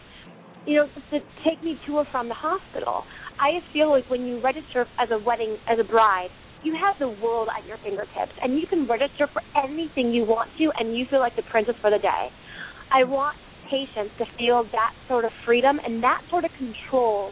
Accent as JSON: {"language": "English", "region": "the South", "country": "United States", "said": "I'm from the South"}